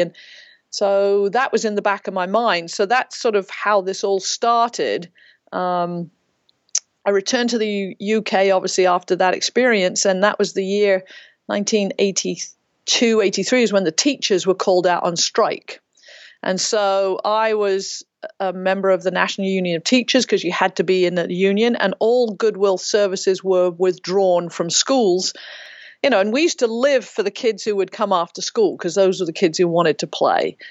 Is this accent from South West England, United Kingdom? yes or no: yes; Ferndown, Dorset, South West England, United Kingdom; also born or lived in Reading; now in United States; I grew up in Ferndale in Dorset